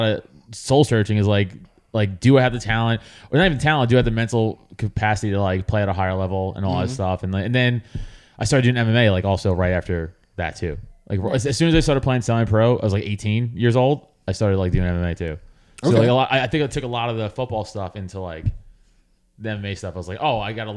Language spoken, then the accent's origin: English; New York City, New York, United States; growing up in Staten Island, New York